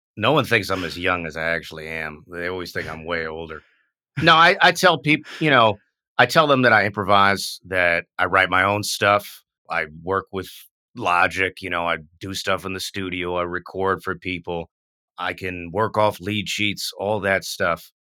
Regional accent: United States; also born or lived in Vietnam; as an American

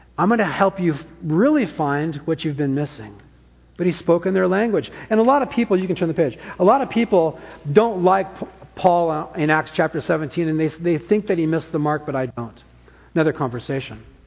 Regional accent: Orange County, California, United States; also born or lived in San Francisco; now in Napa, United States; I'm born, I was born in San Francisco, grew up in Orange County, lived back in Napa since 1991

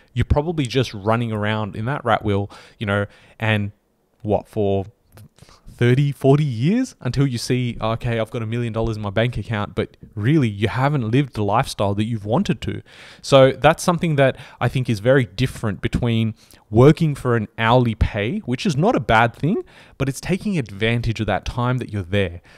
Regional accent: Australia; we're Australian

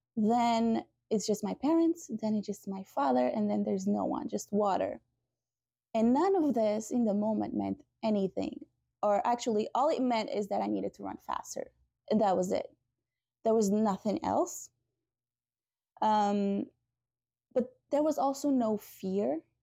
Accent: Portugal; moved away; I'm from Portugal originally

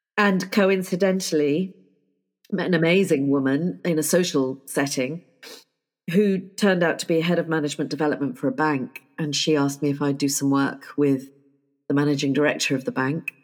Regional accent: United Kingdom; I am terribly British

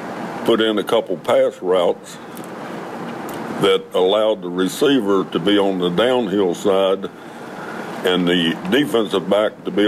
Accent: Salem, Virginia, United States; In Salem.

